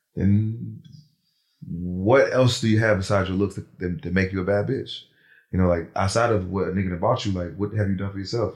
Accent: New Jersey, United States; now in Atlanta, United States; Born in Jersey

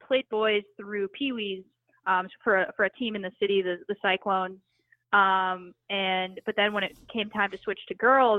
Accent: New York City, New York, United States; So I grew up in New York City

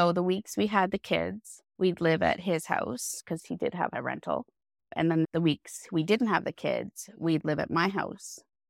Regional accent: High Level, Alberta, Canada; I am from High Level, Alberta, so way at the top of Alberta.

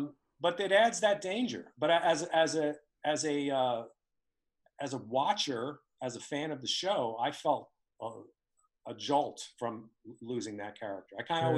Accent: New York, United States; when I was a little kid growing up in New York, it got really cool to be an Italian American

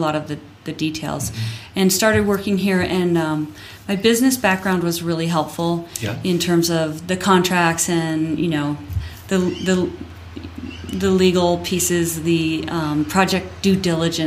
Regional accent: Littleton, Colorado, United States; also born or lived in Hawaii; now in Crested Butte, United States; I grew up in Littleton. I grew up in Bomar South

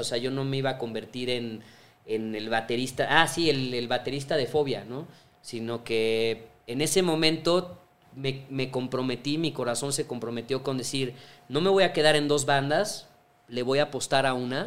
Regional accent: Mexico; en mi país, o sea, yo de así de chavito

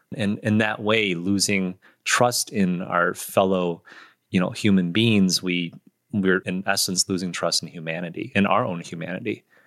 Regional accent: Michigan, United States; I grew up in Michigan, too

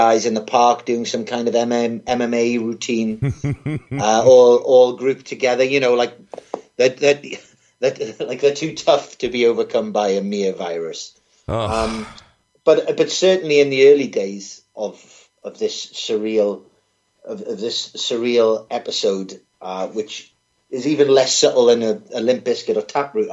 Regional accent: Newcastle upon Tyne, North East England, United Kingdom; accent: Geordie; moved away as an adult; also born or lived in Cardiff, Wales; now in London, United Kingdom; I'm from Newcastle in the northeast of England, and I went to Cardiff, Wales, to do my journalism degree

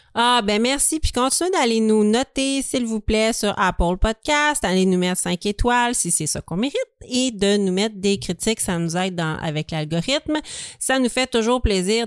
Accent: Montreal, Quebec, Canada; nous, on est de Montréal

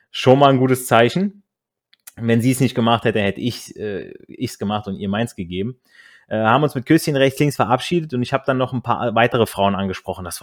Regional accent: Hesse, Germany; war dieses Mädel auch noch aus der Nähe meiner alten Heimat ähm, in, in Nordhessen, an der Grenze von NRW aufgewachsen. Wir hatten dementsprechend schon mal eine Connection als Kinder vom Land

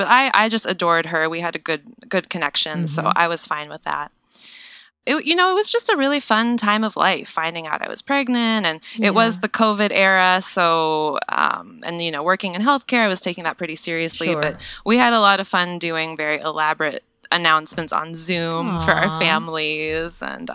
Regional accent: Seattle, Washington, United States; moved away as an adult; now in San Diego, United States; I'm from Seattle originally.

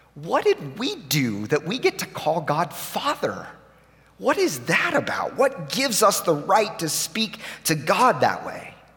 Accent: Tulsa, Oklahoma, United States; moved away as an adult; now in Nashville, United States; we grew up here in Tulsa

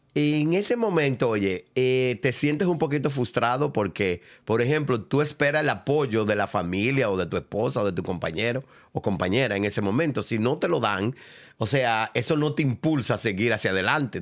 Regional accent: Cotuí, Sánchez Ramírez, Dominican Republic; moved away as an adult; now in United States; de Cotuí, dominicano

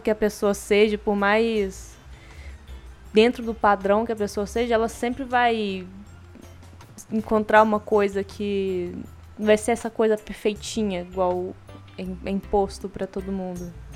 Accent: Brazil; a gente é brasileiro

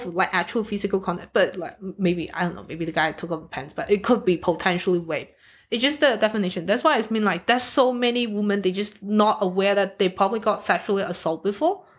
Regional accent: Hong Kong; now in Australia; I'm from Hong Kong

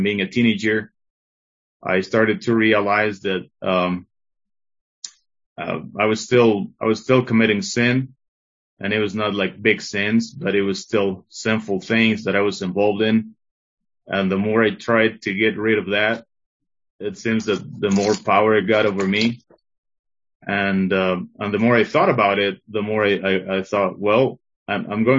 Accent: Tlaxcala, Mexico; also born or lived in Mexico City; when I was about 4 to 5 years old, we came to live from Mexico City here to Tlaxcala, to this small state and small city

